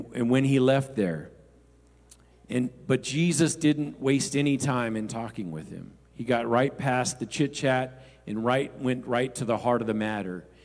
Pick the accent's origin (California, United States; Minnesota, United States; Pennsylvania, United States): California, United States; Los Angeles; growing up in the Los Angeles area, Skid Row is a well-known area